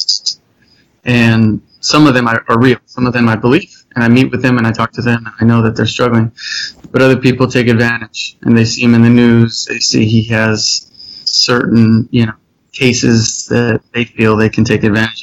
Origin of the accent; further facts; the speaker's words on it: South Pasadena, California, United States; I grew up in South Pasadena, middle class area.